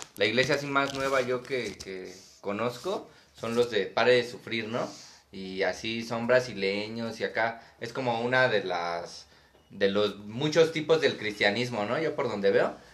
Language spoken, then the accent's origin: Spanish; Mexico; hay mucho simbolismo presente en mi país